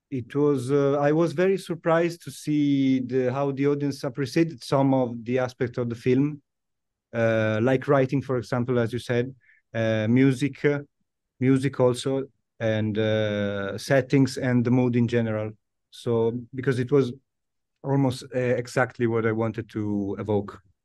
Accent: Milan, Lombardy, Italy; English is a second language; born and raised in, uh, in Italy, yes, in Milan

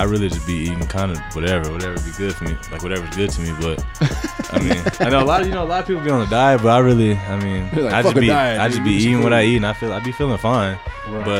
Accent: Colorado, United States; also born or lived in Kansas; I was born in Kansas, but I lived in Colorado since I was like one.

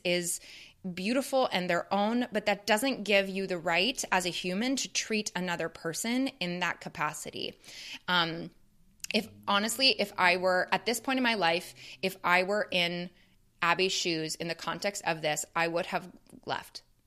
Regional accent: Canada; I grew up in Canada

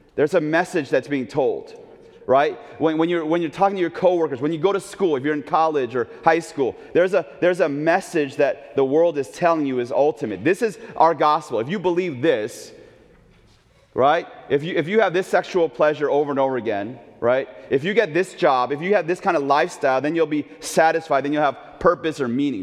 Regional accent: Oakland, California, United States; now in Chicago, United States; as a little kid growing up in Oakland, California

